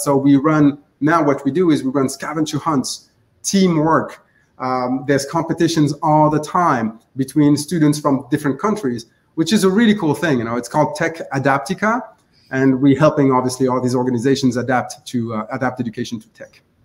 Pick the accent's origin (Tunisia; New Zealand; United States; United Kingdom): Tunisia; moved away; also born or lived in France / Canada; I'm actually from North Africa.